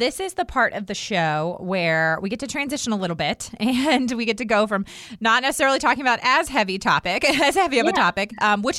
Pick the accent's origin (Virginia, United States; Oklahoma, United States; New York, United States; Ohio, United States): Virginia, United States; Herndon; Like, the house I grew up in Herndon was built in the early 1900s.